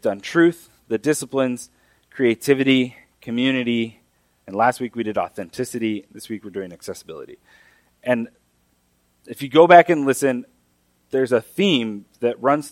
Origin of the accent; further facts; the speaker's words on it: Mexico; moved away; The Bible that I grew up reading in Mexico is the Reina Valera